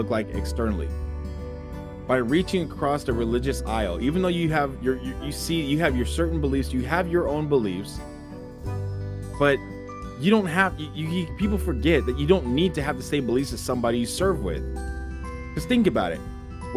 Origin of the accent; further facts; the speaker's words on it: United States; we're American